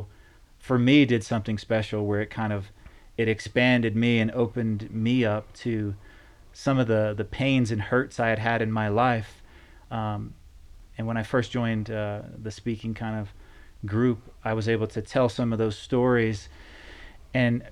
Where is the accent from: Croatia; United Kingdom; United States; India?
United States; North Carolina; moved away; also born or lived in Sendai, Japan / Woodland; we came back and were raised in North Carolina